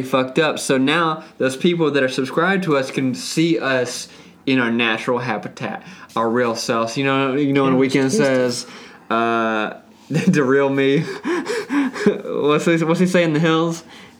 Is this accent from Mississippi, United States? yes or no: yes; South Mississippi, United States; now in Los Angeles, United States; I'm from South Mississippi.